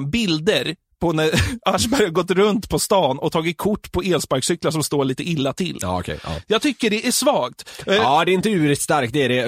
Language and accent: Swedish; Norrtälje, Stockholm County, Sweden; jag är uppväxt i Norrtälje